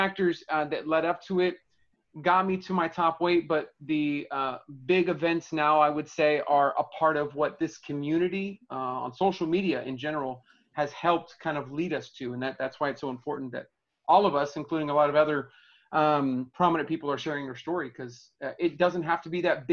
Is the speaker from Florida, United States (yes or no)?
no; Inglewood, California, United States; I grew up in Southern California, Inglewood